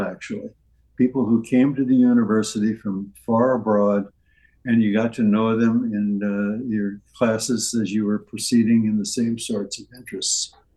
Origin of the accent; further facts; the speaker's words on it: St. Charles, Missouri, United States; moved away; my uh, birthplace and where I grew up was St. Charles, Missouri, which is across the river.